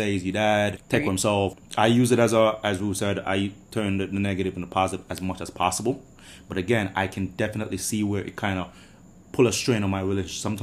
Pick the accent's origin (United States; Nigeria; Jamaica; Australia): Jamaica; moved away; growing up in Jamaica